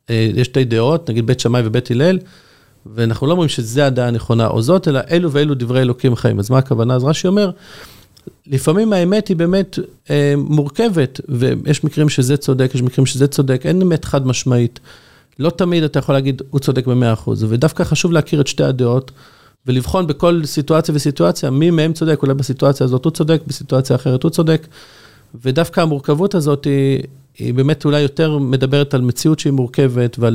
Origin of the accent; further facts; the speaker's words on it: Jerusalem, Jerusalem District, Israel; now in Bnei Brak, Israel; אני גדלתי בירושלים, אבל כשהתחתנתי עברתי לגור בבני ברק, אשתי מבני ברק, ובני ברק זה כמה דקות מתל אביב.